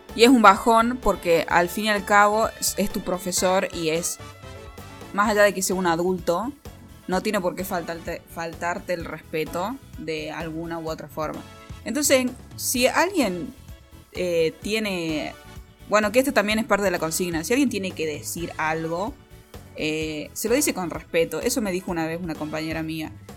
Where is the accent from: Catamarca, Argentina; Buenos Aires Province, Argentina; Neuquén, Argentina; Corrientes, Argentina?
Catamarca, Argentina; also born or lived in Tucumán; Me fui de Catamarca, me fui a Tucumán a estudiar cine. Me vine a Catamarca